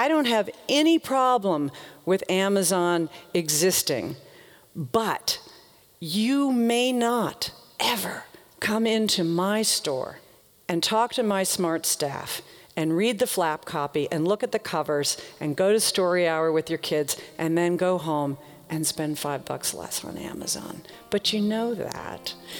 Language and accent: English; the South, United States; I used to think, growing up in the South, I used to think that Walmart killed small towns.